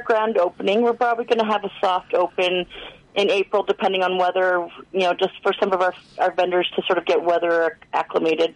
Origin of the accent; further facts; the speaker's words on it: Alberta, Canada; moved away as an adult; now in Prince George, Canada; I grew up in a small town like little blink and you miss it town in in uh, in Alberta